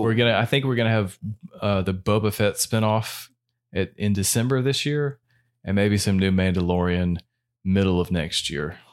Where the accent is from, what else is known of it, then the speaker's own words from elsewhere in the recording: United States; we're American